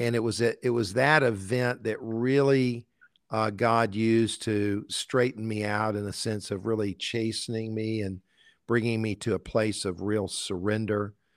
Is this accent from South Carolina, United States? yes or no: yes; Columbia, South Carolina, United States; also born or lived in Valdosta, Georgia; our family picked up and moved to Columbia, South Carolina, where I grew up. So actually, I went to, I grew up in Columbia all of my life.